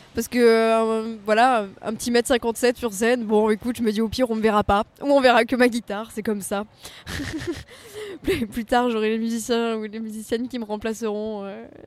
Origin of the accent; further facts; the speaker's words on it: Provence-Alpes-Côte d'Azur, France; now in Paris, France; je ne pourrai jamais me défaire du soleil et de la mer en tant que bonne provençale